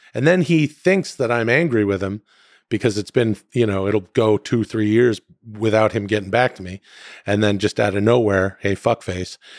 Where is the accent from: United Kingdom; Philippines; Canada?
Canada; moved away; I'm from Canada